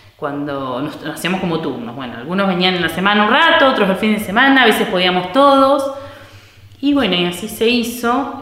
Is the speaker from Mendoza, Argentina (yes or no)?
no; San Mayol, Buenos Aires Province, Argentina; soy acá eh, pobladora, nacida y criada en San Mayol.